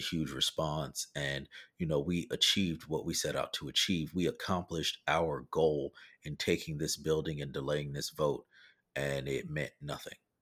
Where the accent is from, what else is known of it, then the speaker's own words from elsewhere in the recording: the South, United States; I'm from the South